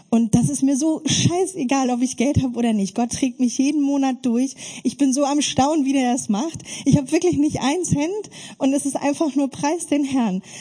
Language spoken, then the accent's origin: German; Germany; Ich bin in der DDR-Diktatur aufgewachsen und mit einer ganz großen Gewaltfamilie